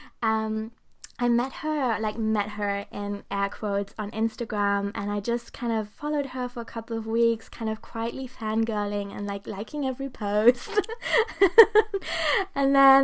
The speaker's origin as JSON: {"language": "English", "country": "Germany", "also_born_or_lived": "Portugal", "moved": "yes", "lives_now": "Brighton, United Kingdom", "said": "I'm in Brighton in the UK right now, which I really love. And I'm originally from Germany"}